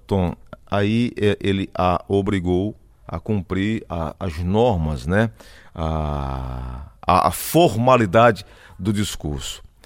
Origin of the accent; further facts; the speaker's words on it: Cajazeiras, Paraíba, Brazil; Eu nasci em Cajazeiras